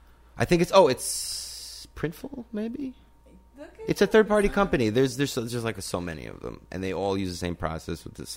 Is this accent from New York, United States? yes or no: yes; New York, United States; I'm a New Yorker. I live in a New York